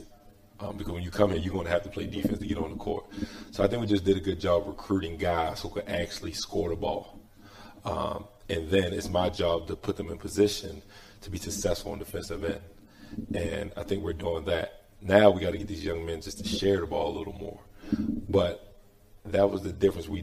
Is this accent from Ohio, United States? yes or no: no; Baltimore, Maryland, United States; moved away; also born or lived in Louisiana; I'm originally from Baltimore, Maryland